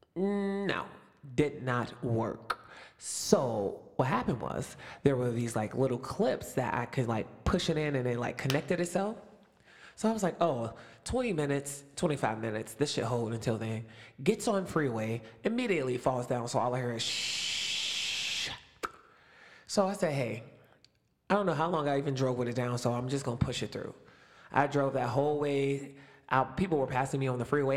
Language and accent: English; Youngstown, Ohio, United States; also born or lived in Springboro, Ohio; I'm in Springboro, Ohio, which is almost four hours away from my hometown, Youngstown